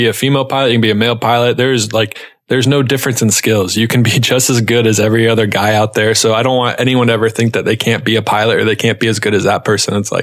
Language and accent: English; Charlotte, North Carolina, United States; also born or lived in Ohio; I went back to my hometown of Charlotte, North Carolina